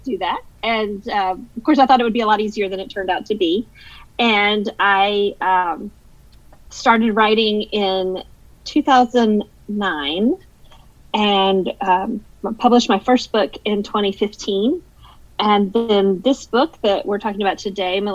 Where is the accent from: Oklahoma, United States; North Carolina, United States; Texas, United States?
North Carolina, United States; Hendersonville; moved away as an adult; also born or lived in Brevard, North Carolina; now in Simpsonville, United States; I was born in Hendersonville, North Carolina. It's not far from Asheville